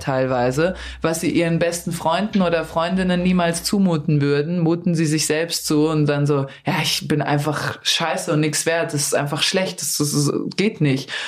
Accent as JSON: {"language": "German", "town": "Darmstadt", "region": "Hesse", "country": "Germany", "tie": "born or raised there", "also_born_or_lived": "Yugoslavia", "said": "Ich komme aus Darmstadt"}